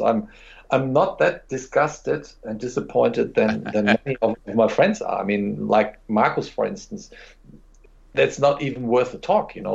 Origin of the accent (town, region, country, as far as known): Germany